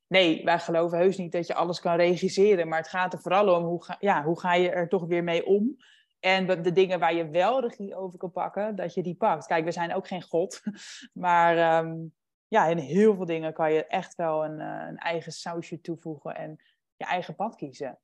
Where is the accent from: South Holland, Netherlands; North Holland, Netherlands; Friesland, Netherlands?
North Holland, Netherlands; Huizen; moved away as an adult; also born or lived in Amsterdam; mijn bijbaantje en mijn sport in huizen waar ik ben opgegroeid